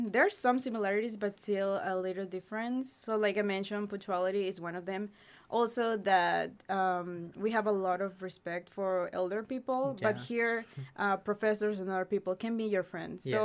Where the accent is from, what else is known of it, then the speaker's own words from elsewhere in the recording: Peru; first language Spanish; English is a second language; moved away as an adult; now in United States; I'm an international student from Peru, South America. I came to the US in 2018